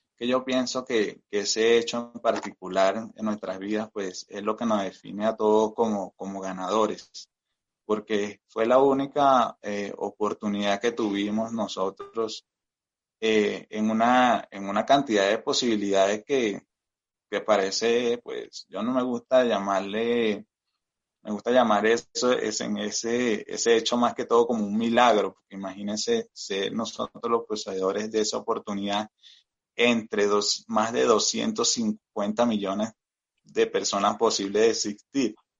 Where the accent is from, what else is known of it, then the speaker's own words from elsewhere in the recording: Venezuela; moved away as an adult; now in Colombia; yo soy migrante acá en Colombia. Eh, soy venezolano de nacionalidad, tengo también nacionalidad colombiana